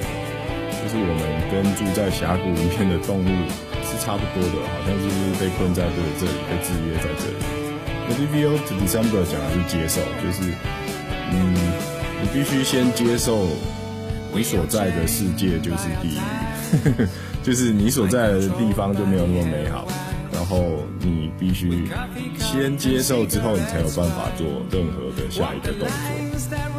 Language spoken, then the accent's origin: Chinese; Taipei, Taiwan; 我想我应该是来自台北的天母。天母其实是一个蛮特别的地方，就是这里有非常多外国人